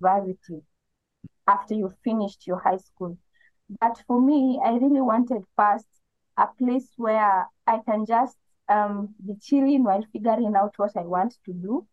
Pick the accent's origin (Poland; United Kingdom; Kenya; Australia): Kenya; eastern Kenya; now in Nairobi, Kenya; I come from Kenya. I'm from the eastern part of Kenya, but I currently reside in Nairobi